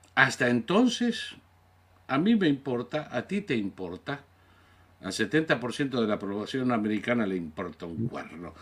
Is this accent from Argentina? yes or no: yes; Argentina; soy ciudadano natural, nací en la Argentina, pero soy ciudadano norteamericano, por descendencia de 11 generaciones